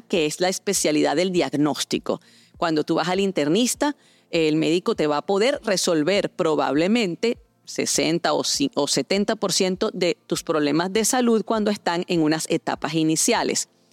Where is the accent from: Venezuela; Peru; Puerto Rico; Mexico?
Venezuela; en mi país natal, Venezuela